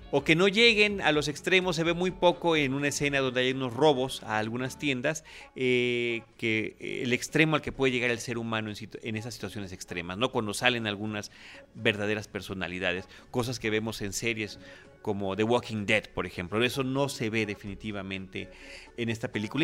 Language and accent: Spanish; Mexico